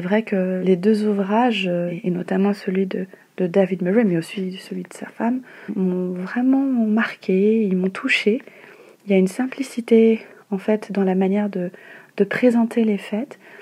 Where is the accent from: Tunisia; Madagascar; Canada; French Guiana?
Madagascar; now in Paris, France; je suis malgache